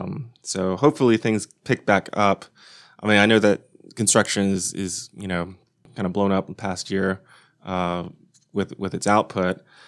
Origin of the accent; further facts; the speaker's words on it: Lubbock, Texas, United States; I'm from Lubbock